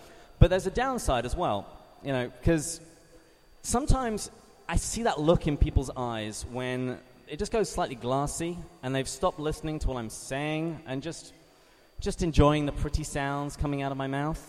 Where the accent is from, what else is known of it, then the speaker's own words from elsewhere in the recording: England, United Kingdom; moved away; as you can hear from my accent, I'm not from around here. I am from across the Atlantic Ocean, from the great country of England